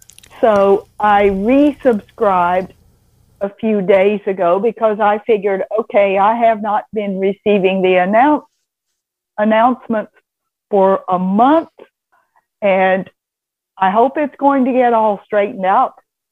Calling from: Vestavia, Alabama, United States; I am from a place no one has heard of unless they live here. I live in Vestavia, Alabama.

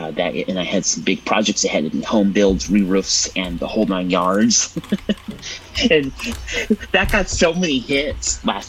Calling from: Templeton, California, United States; I am part of the ACB Community Calls and Habit for going on a month now. I come to you from Templeton, California.

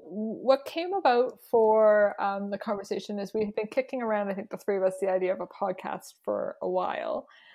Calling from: Saskatoon, Saskatchewan, Canada; also born or lived in Dish With One Spoon territory; I'm joining you from Treaty 6 territory in the homeland of the Métis, also known as Saskatoon, Saskatchewan.

